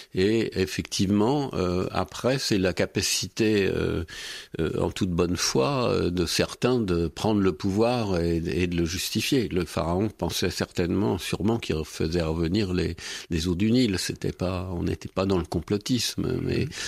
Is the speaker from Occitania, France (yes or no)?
no; Berry, Centre-Val de Loire, France; je suis bérichon et du centre de la France